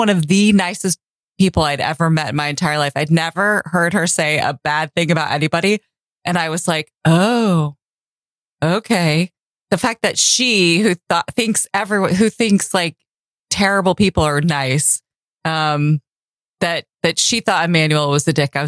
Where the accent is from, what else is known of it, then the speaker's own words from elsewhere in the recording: Tulsa, Oklahoma, United States; also born or lived in San Diego, California; now in Charleston, United States; I grew up in Tulsa, Oklahoma